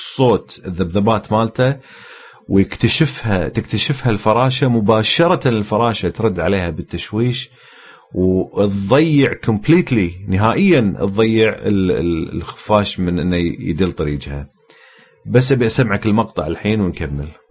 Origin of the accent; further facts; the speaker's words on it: Kuwait; عندنا بالكويت